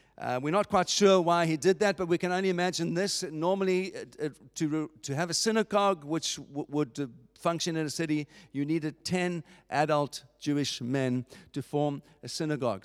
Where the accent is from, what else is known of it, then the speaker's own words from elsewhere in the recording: Cape Town, Western Cape, South Africa; I was born in Cape Town. I was born in South Africa